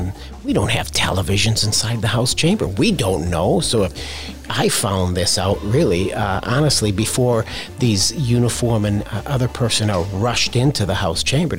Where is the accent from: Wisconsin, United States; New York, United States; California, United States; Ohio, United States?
Wisconsin, United States; moved away as an adult; also born or lived in Fort Bend County, Texas; now in Texas, United States; I said north of Dallas, which is the state of Wisconsin. So I was born and raised in Wisconsin and moved down here almost 30 years ago with my identical twin brother.